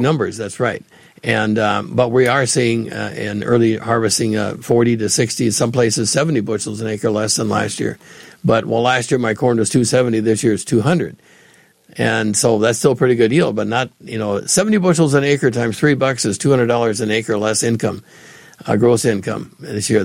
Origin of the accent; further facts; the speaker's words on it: Allendale, North Dakota, United States; now in Illinois, United States; where I grew up in Allendale